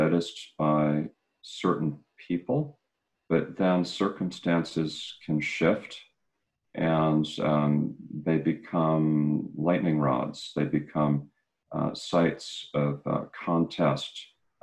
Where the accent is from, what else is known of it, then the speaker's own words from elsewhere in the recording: Long Island, New York, United States; now in Mississippi, United States; I'm from Long Island, New York